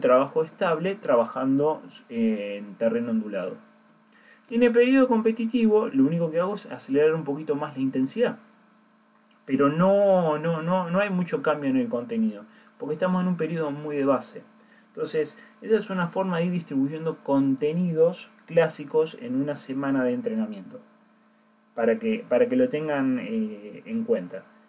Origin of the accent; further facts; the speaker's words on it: Córdoba, Argentina; now in Bandon, Ireland; la ciudad donde yo soy, que soy de Córdoba